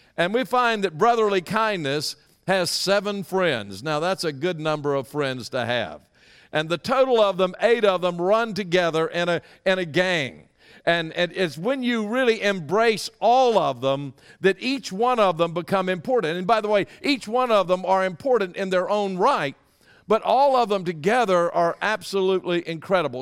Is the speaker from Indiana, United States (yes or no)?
no; Louisiana, United States; moved away as an adult; now in Texas, United States; I grew up in Louisiana